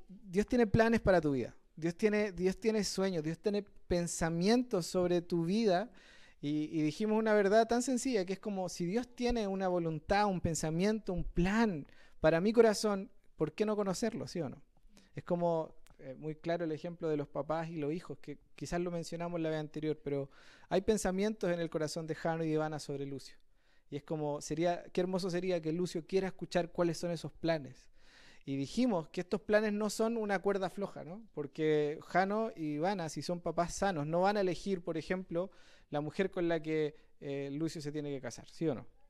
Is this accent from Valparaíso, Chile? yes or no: yes; Quilpué, Valparaíso, Chile; yo soy de Quilpué también